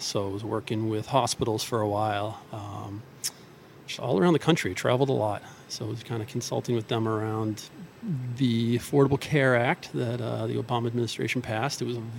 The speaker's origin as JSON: {"language": "English", "town": "Scituate", "region": "Massachusetts", "country": "United States", "tie": "born or raised there", "also_born_or_lived": "Seattle / Boston", "said": "So I'm from Scituate, grew up here."}